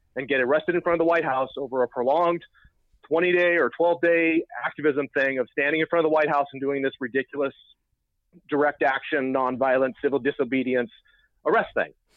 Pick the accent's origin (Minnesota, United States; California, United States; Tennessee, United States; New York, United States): California, United States; Oakland; we're from Oakland, we spent a lot of time at Occupy Oakland